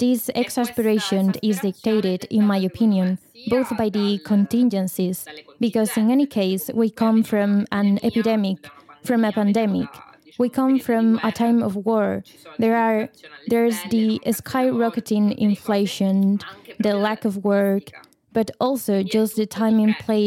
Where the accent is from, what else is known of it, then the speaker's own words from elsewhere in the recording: Palermo, Sicily, Italy; I'm 32 years old, and I was born and raised in Palermo